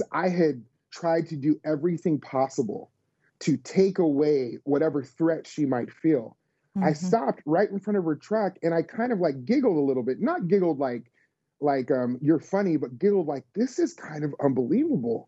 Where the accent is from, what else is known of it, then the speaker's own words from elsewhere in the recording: Las Vegas, Nevada, United States; now in Tennessee, United States; us living in the South, although I grew up in Las Vegas